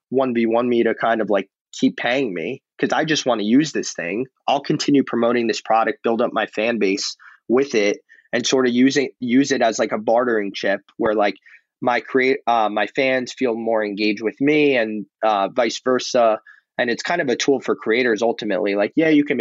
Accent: New York, United States; Alex and I growing up in New York

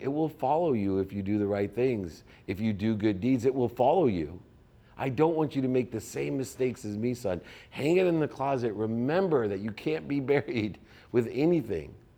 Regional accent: San Diego, California, United States; living in my hometown of San Diego

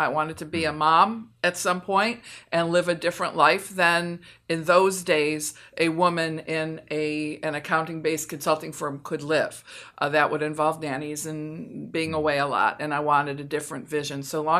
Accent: Michigan, United States; moved away as an adult; also born or lived in Philadelphia; I'm from Michigan

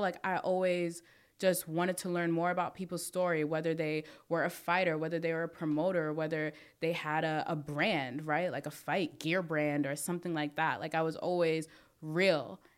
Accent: New York City, New York, United States; I'm from Brooklyn

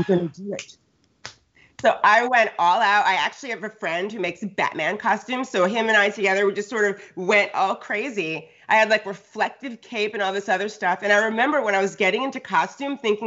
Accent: Connecticut, United States; also born or lived in New York / Los Angeles; now in California, United States; I grew up on the East Coast, like Connecticut

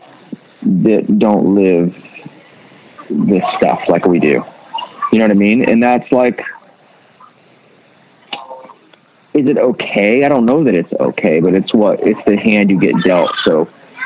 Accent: the South, United States; Growing up in the South

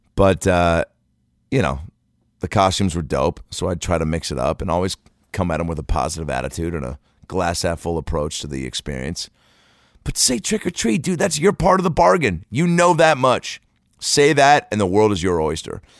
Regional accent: Seattle, Washington, United States; now in Los Angeles, United States; I'm here in Seattle, Washington, home, I came home today from Los Angeles to Seattle to trick or treat with my nieces and nephew

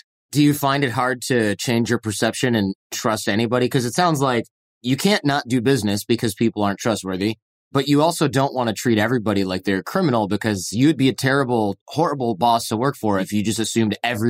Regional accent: north of Detroit, Michigan, United States; I'm from Michigan, but I'm from north of Detroit. So I could leave Michigan in 20 minutes, maybe 45, depending on traffic.

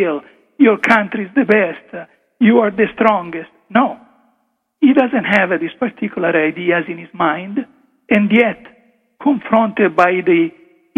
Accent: Italy; first language Italian; English is a second language; moved away; English is not really it's not my first language, as you can hear from my accent, I go back into mentally translating what I would have said in Italian

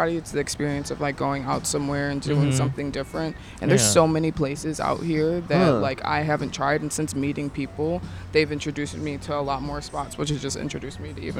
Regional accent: Chicago, Illinois, United States; moved away as an adult; now in Los Angeles, United States; I'm actually from Chicago. I just moved here like 6 months ago.

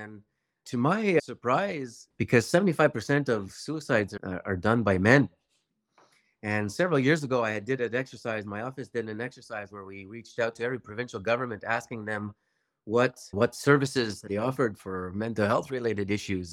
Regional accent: Maniwaki, Quebec, Canada; I come from Maniwaki, Quebec

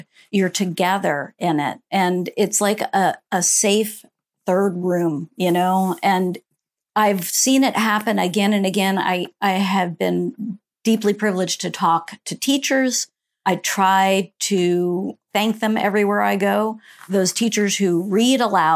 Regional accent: Central Florida, United States; I grew up in Central Florida, small town in Central Florida

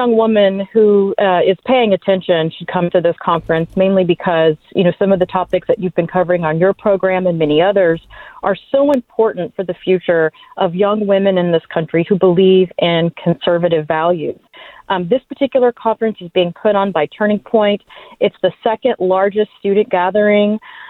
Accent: Texas, United States; And I'm so excited to be back in my home state of Texas

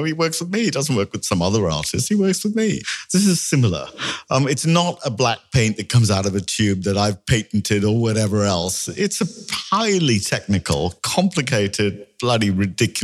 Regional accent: India; I'm Indian

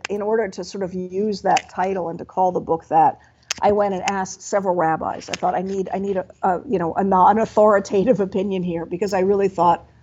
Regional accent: Washington, District of Columbia, United States; I grew up in Washington, D.C.

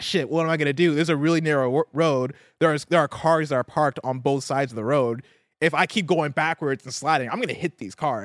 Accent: Midwest, United States; also born or lived in Seattle; now in Bay Area, United States; I'm from the Midwest

